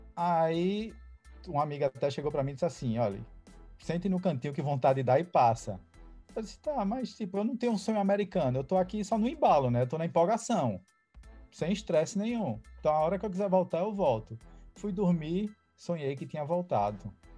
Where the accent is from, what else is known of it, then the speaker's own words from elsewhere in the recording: Recife, Pernambuco, Brazil; moved away as an adult; now in Boston, United States; sou de Recife, Pernambuco, moro aqui em Boston seis anos já